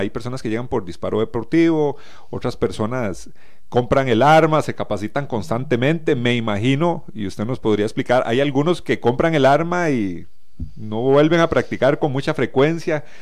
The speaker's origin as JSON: {"language": "Spanish", "country": "Costa Rica"}